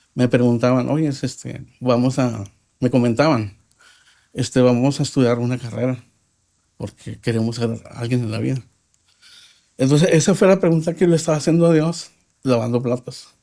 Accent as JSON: {"language": "Spanish", "town": "Nuevo Laredo", "region": "Tamaulipas", "country": "Mexico", "tie": "born or raised there", "said": "nací en Laredo, Texas, pero viví como mexicano toda mi vida"}